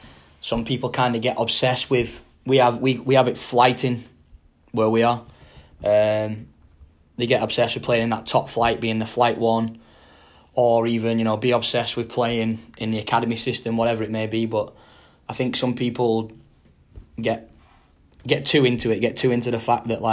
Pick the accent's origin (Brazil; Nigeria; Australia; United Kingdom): United Kingdom; Wigan, North West England; moved away; I just kind of played for the local club in my area. So I'm from Wigan.